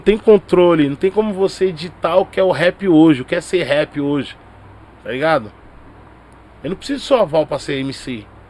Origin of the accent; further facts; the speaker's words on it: São Paulo, Brazil; eu nasci no Capão. Minha família é toda mineira, tá ligado? Pai, Sim. mãe meus alguns tio também. Meus tio na verdade estão tudo mineiro. Mas eu sou de uma rapaziada que nasceu aqui em São Paulo